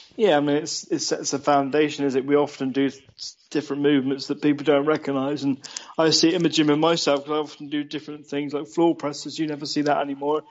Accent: Chard, South West England, United Kingdom; my hometown of Chard Somerset

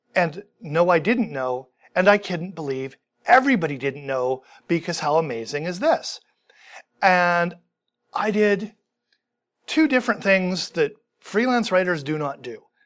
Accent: Vancouver, British Columbia, Canada; I grew up in Vancouver

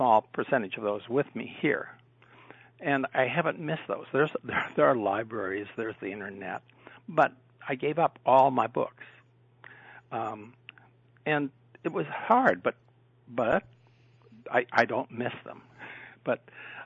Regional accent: South Dakota, United States; moved away as an adult; also born or lived in Minnesota / Indiana; now in Ohio, United States; I was born and raised in South Dakota

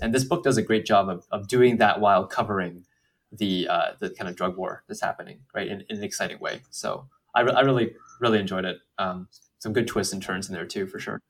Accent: United States; Asian Americans who, like, you know, we, we, we're born here

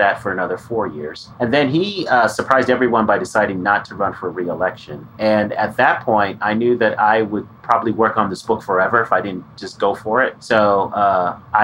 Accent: Denver, Colorado, United States; I was born and raised in Denver, Colorado

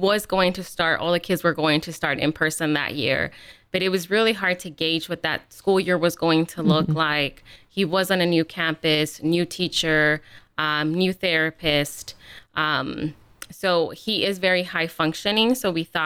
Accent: California, United States; moved away as an adult; now in Columbus, United States; I'm born and raised in California.

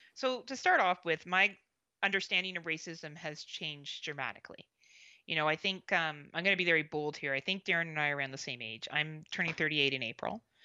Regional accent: Canada; also born or lived in Southern Ontario; being Canadian, I obviously focus a lot on my own politics

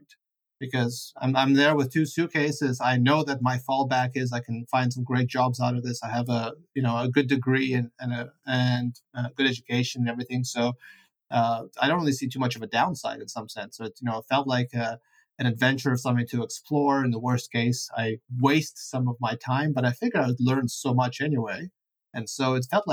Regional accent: Vancouver, British Columbia, Canada; English is a second language; moved away as an adult; also born or lived in Ukraine / Italy / Pittsburgh, United States; I grew up in Vancouver. I went to school there.

